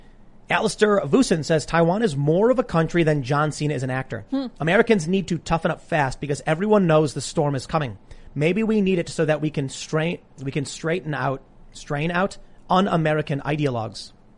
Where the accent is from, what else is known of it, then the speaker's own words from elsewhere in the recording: Ireland; The Irish infiltration. I'm Irish.